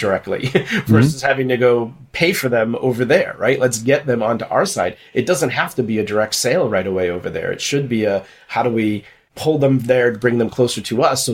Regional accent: Massachusetts, United States; moved away; also born or lived in New York; I'm originally from Massachusetts

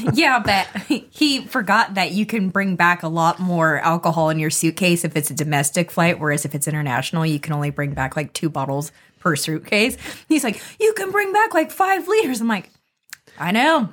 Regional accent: United States; I'm, I'm American, I was born in the U S.

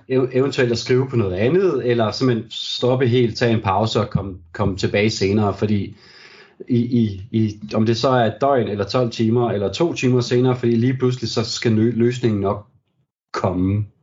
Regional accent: Brande, Central Denmark Region, Denmark; jeg jo ligesom er, er født og opvokset

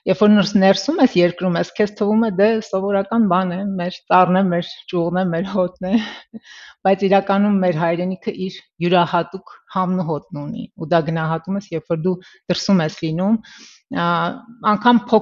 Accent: Russia; moved away as an adult; also born or lived in Tula, Russia; now in Armenia; Ծնվել եմ իհարկե Հայաստանում, սակայն մեծացել եմ Հայաստանից դուրս, Ռուսաստանի Դաշնությունում, այդպես է ստացվել, ծնողներս տեղափոխվել են այնտեղ։

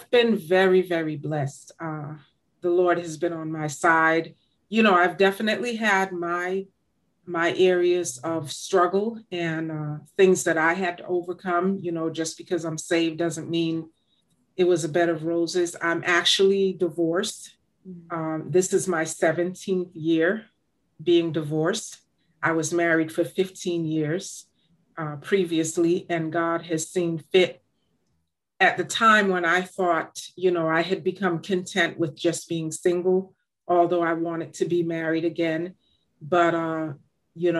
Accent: Boston, Massachusetts, United States; born or raised there; also born or lived in Jamaica

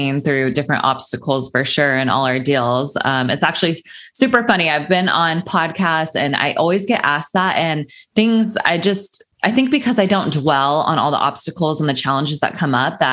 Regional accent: Sacramento, California, United States; moved away as an adult; now in Los Angeles, United States; I grew up in Sacramento, California. That's where I was raised.

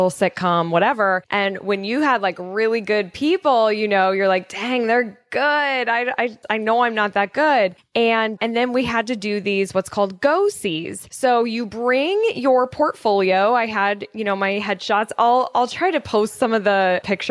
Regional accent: Colorado, United States; I grew up in Colorado

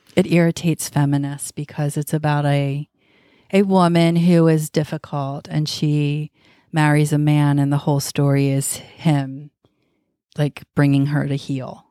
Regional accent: United States; we're American

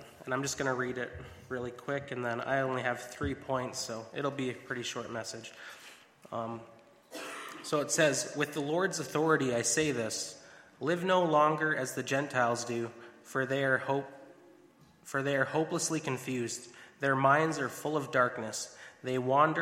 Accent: Binscarth, Manitoba, Canada; also born or lived in Georgia; I'm from Binscarth, Manitoba, small town

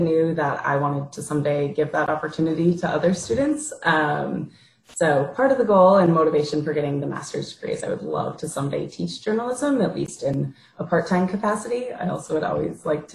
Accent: Minneapolis, Minnesota, United States; moved away as an adult; also born or lived in Wisconsin; I'm originally from the Midwest. I'm from the Twin Cities area

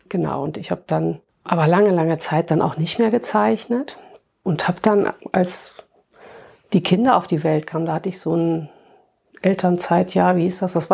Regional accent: Wittlich, Rhineland-Palatinate, Germany; ich komme aus Trier, also zumal jetzt mein kleines Städtchen auch keiner.

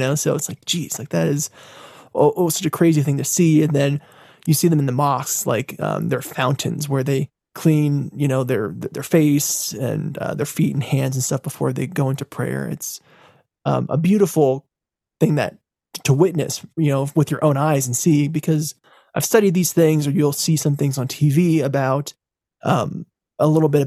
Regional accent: United States; as an American

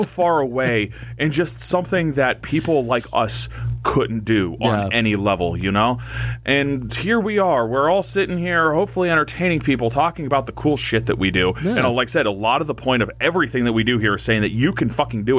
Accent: Crawford County, Pennsylvania, United States; I'm from Crawford County.

